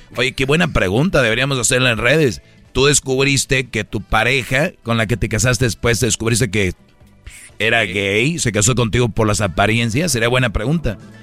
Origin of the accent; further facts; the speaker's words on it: Monterrey, Nuevo León, Mexico; como buen regio